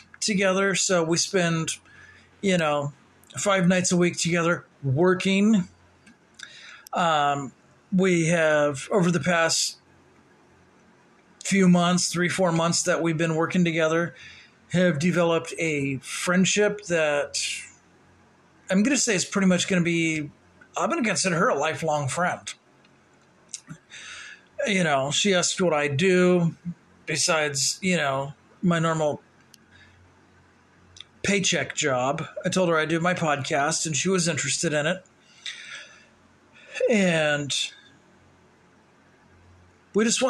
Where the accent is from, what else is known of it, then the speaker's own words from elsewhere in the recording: St. Louis, Missouri, United States; moved away; St. Louis, my hometown